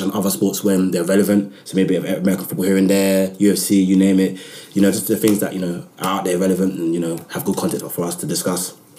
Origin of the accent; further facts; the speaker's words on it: London, United Kingdom; I'm from Southeast London